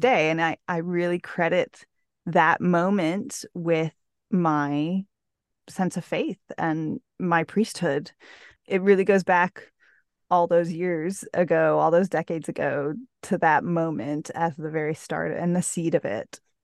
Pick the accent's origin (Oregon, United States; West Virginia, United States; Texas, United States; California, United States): Texas, United States; Houston; all lived within about a fifteen-minute radius of our house when I was growing up in Houston